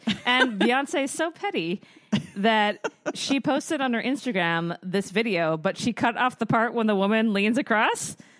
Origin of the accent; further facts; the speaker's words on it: Canada; we're Canadian